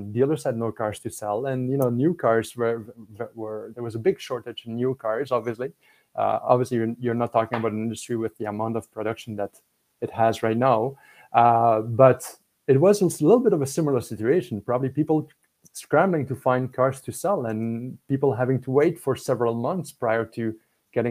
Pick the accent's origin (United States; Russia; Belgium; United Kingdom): Belgium; English is a second language; now in Canada; I'm from Belgium